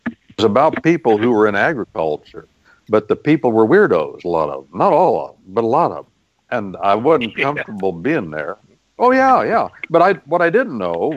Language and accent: English; Midwest, United States; I'd been to a lot of farm meetings in my life, because I'm from the Midwest